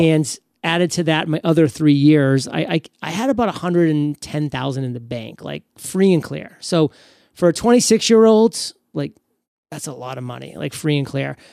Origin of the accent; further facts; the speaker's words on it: New England, United States; I grew up in New England